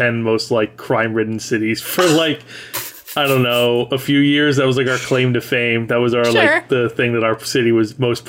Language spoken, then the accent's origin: English; Reading, Pennsylvania, United States; So I'm from Pennsylvania originally.